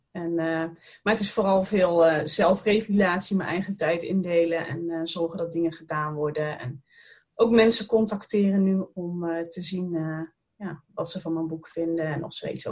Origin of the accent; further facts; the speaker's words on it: Roosendaal, North Brabant, Netherlands; also born or lived in Tilburg / Den Bosch; Ja, ik ben een Brabantse. Ik ben geboren in Roosendaal, vlakbij de grens met België. En ehm, daar heb ik eh, heel lang gewoond, tot tijdens mijn studie.